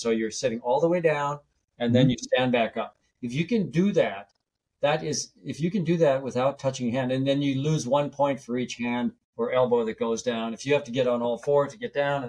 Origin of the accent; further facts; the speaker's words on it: North Dakota, United States; I grew up in North Dakota near the Canadian border